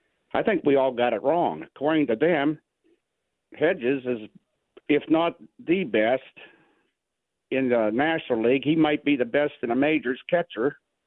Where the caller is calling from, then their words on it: Canonsburg, Pennsylvania, United States; from Cannonsburg